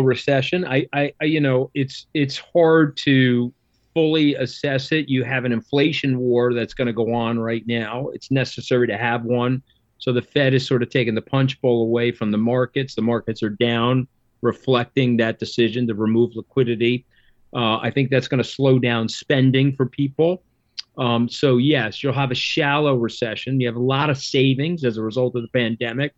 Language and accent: English; Long Island, New York, United States; I am from Long Island